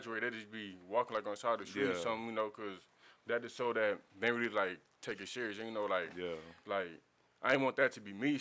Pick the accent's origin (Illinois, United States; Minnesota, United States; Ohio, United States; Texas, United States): Texas, United States; Houston; growing up on the East Side